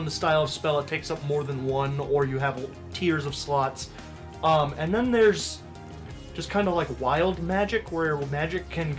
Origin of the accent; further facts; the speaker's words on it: Midwest, United States; I grew up in the Midwest.